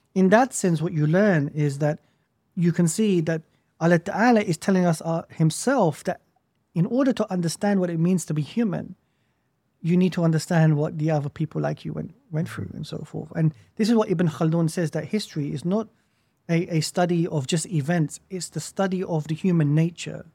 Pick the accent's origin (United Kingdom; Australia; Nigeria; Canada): United Kingdom; as a Muslim growing up in the West, I was dislocated from my Islamic historical past, mm. and I was dislocated from the historical past of the nation that I was born